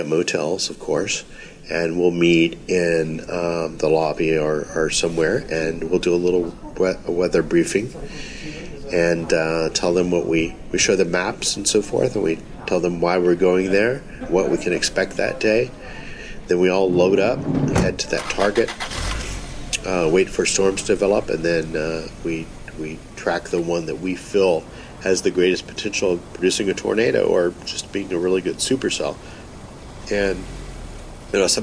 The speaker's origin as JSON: {"language": "English", "region": "North Texas", "country": "United States", "tie": "born or raised there", "said": "growing up in North Texas, where we have big storms on a regular basis"}